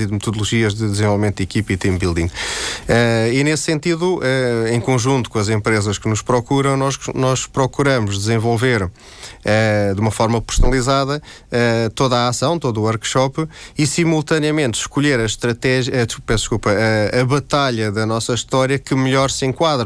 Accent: Terceira, Azores, Portugal; eu sou açoriano, eh, mais concretamente terceirense

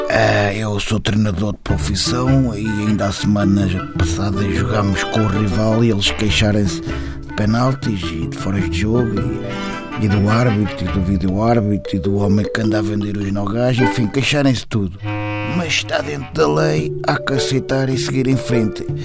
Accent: Amadora, Lisbon, Portugal; é, sou da Amadora

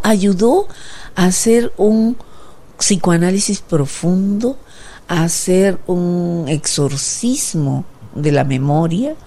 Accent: Peru

